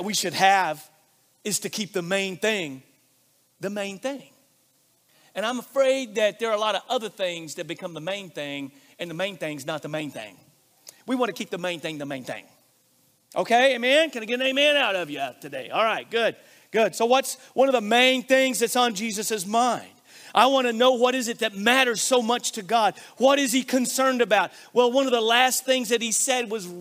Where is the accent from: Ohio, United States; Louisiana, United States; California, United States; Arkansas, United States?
Arkansas, United States; I grew up in Arkansas where we take multiple syllables and we shorten them into one syllable